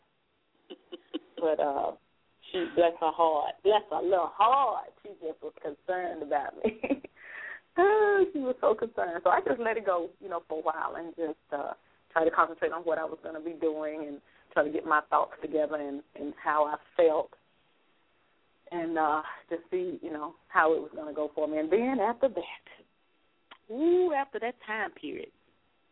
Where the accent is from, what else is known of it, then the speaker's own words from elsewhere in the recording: Selma, Alabama, United States; moved away; I'm from Selma, but moving back there